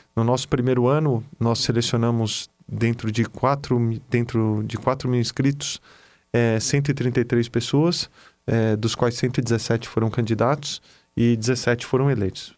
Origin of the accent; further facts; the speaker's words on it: Brazil; como brasileiro